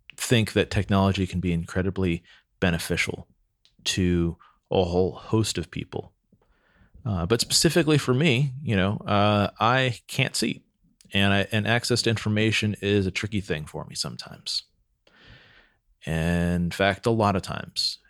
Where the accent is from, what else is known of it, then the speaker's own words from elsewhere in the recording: Santa Cruz, California, United States; I grew up in Santa Cruz, which is a pretty free spirited town